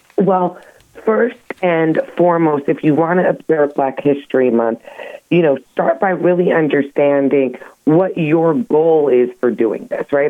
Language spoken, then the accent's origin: English; United States; we're American